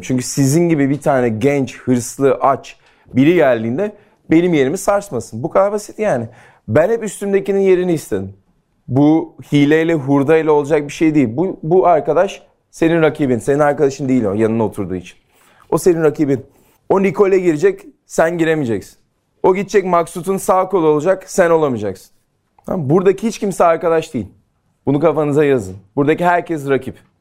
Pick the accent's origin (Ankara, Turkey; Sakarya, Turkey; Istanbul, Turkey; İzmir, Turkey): İzmir, Turkey; Ben Ege'liyim, İzmirliyim